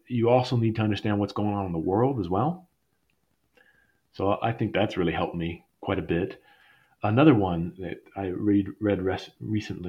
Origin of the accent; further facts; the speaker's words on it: Colorado, United States; I grew up in Colorado.